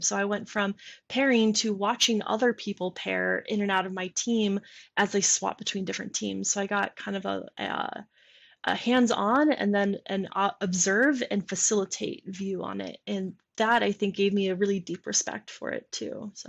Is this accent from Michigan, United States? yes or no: yes; Michigan, United States; moved away; I'm from Michigan